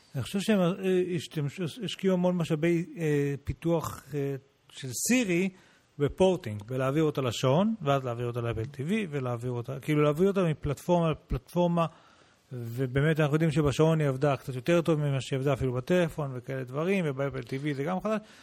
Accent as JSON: {"language": "Hebrew", "country": "Israel", "said": "הוא שאל אותנו מאיפה אתם בעולם, אמרנו לו ישראל"}